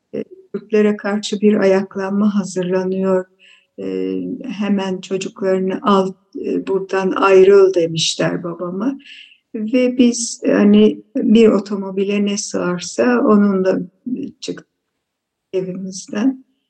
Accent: Istanbul, Turkey; also born or lived in Aleppo, Syria; Biz beş kardeş dördümüz Halep'te doğduk. Daha sonra okul çağlarımızda e, anneannem İstanbul'da oturuyordu. O yüzden e, İstanbul'a geldik e, ve İstanbul'da okula verdiler.

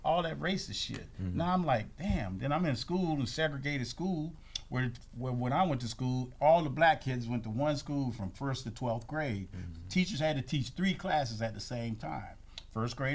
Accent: Kissimmee, Florida, United States; I grew up in Kissimmee, saw cows and horses and shit.

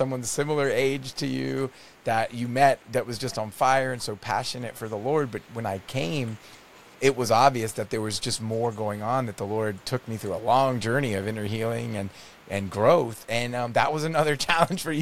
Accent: Netherlands; now in Canada; my family to visit where I grew up in the Netherlands

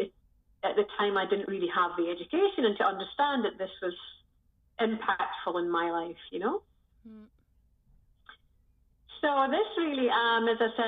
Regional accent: Scotland, United Kingdom; moved away as an adult; also born or lived in Southeast Asia / Sri Lanka; now in The Hague, Netherlands; I'm originally from Scotland. And I left Scotland 20 years ago now.

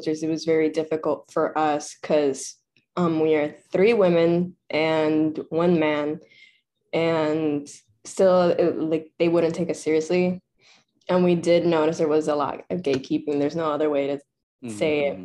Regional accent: Puerto Rico; I grew up in Puerto Rico, so I vivi in Puerto Rico, but I went to an English school

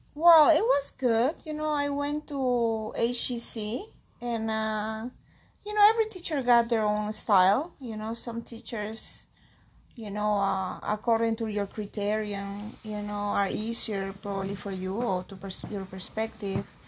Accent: Peru; accent: Peruvian; first language Spanish; English is a second language; moved away as an adult; now in Tampa, United States; I'm from Peru

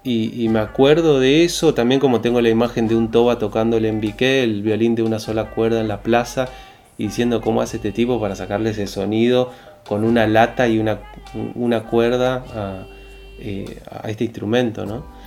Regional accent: Resistencia, Chaco, Argentina; yo crecí en Resistencia

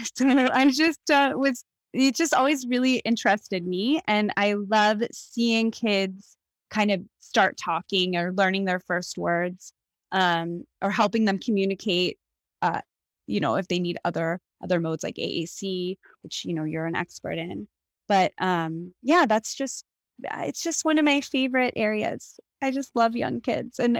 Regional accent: Pittsburgh, Pennsylvania, United States; moved away as an adult; also born or lived in Evanston, Illinois / New York City / Los Angeles; now in Port Moody, Canada; I grew up in Pittsburgh, Pennsylvania

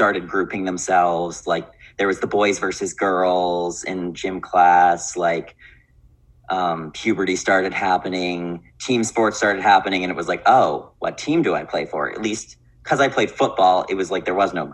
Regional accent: Winnipeg, Manitoba, Canada; also born or lived in Victoria; I grew up in Winnipeg, born and raised

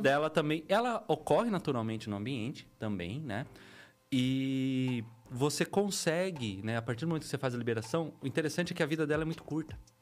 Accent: Piedade, São Paulo, Brazil; nascido e criado em Piedade, terrinha boa, minhoca daquela terra mesmo.

